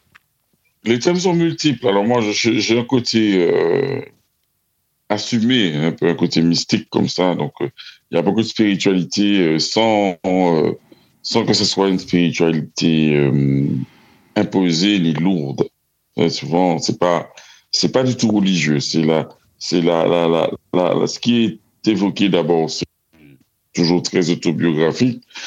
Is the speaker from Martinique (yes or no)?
yes; Martinique; je suis Antillais, je suis Caribéen, je suis Martiniquais. Je suis issu, euh, de, de l'île de la Martinique